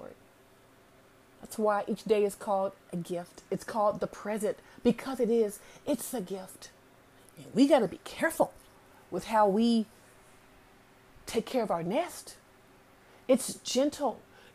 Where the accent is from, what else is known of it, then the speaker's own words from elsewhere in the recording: Alabama, United States; I'm from Alabama, you know, the Bible Belt